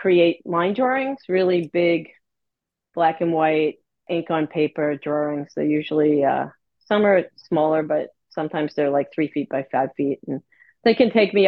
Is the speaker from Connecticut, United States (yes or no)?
no; New York City, New York, United States; also born or lived in Manhattan, New York; I was born and raised in Staten Island, New York